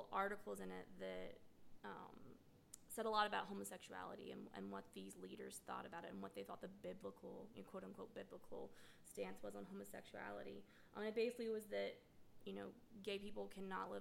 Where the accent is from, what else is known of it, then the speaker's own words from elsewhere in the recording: Mississippi, United States; I grew up in Mississippi.